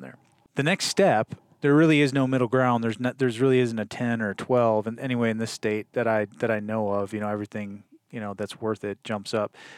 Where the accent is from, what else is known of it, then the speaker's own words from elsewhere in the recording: Wisconsin, United States; moved away; I grew up in Wisconsin